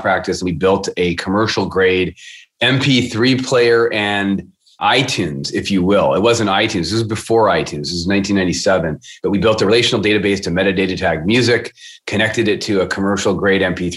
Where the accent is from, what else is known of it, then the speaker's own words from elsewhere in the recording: Seattle, Washington, United States; I am born and raised in Seattle